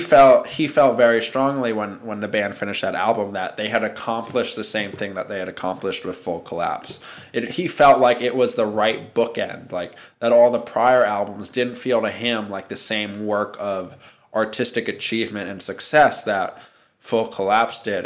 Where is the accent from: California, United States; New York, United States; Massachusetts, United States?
New York, United States; New York City; I was born and raised in Manhattan